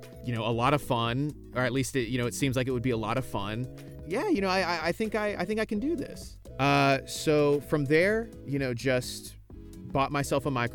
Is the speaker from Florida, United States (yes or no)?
yes; Florida, United States; moved away as an adult; now in Texas, United States; I'm originally from Florida